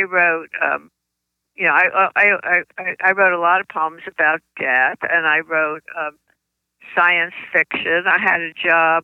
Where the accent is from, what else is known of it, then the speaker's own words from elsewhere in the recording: New Jersey, United States; accent: New Jersey; moved away as an adult; now in Washington, D.C., United States; I not only grew up in New Jersey, but though I've lived in Washington, D.C. for 60 years, I still have my New Jersey accent